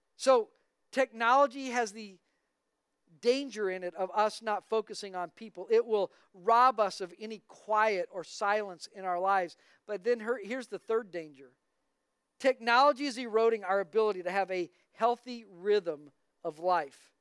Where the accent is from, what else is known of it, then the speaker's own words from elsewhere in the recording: Albuquerque, New Mexico, United States; I grew up in Albuquerque, New Mexico